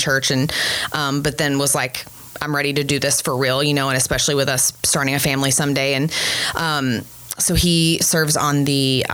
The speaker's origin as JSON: {"language": "English", "region": "Northeast Texas", "country": "United States", "tie": "born or raised there", "also_born_or_lived": "Dallas-Fort Worth area, Texas", "moved": "as an adult", "lives_now": "De Pere, Wisconsin, United States", "said": "I grew up in Northeast Texas, like almost Oklahoma."}